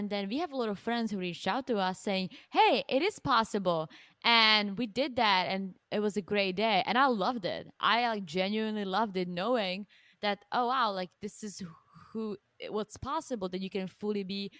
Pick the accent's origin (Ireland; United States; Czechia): Czechia; English is a second language; moved away; I'm from the Czech Republic.